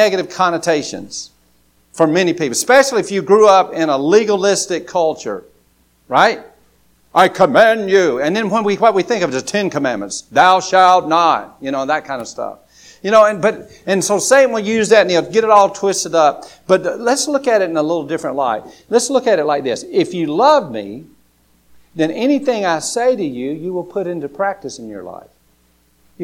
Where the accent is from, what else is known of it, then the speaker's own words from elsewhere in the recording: United States; I live in America